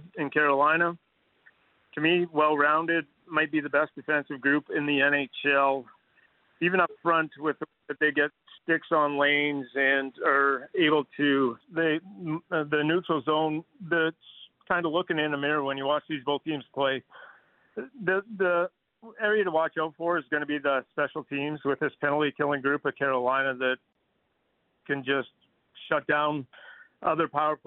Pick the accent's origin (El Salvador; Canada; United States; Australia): Canada; Fernie, British Columbia; moved away; I grew up in Fernie, British Columbia, just across the border